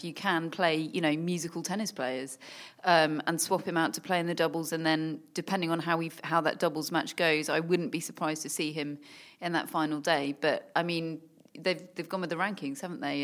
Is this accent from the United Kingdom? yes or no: yes; United Kingdom; as a Brit